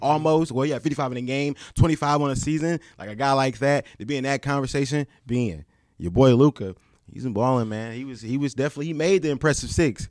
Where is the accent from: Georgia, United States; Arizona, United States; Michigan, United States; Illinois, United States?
Michigan, United States; my home state